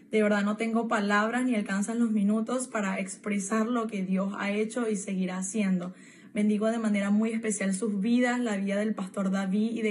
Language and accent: Spanish; Caracas, Capital District, Venezuela; now in Orlando, United States; tengo 22 años, soy de Caracas, Venezuela y me encuentro actualmente en Orlando, Florida.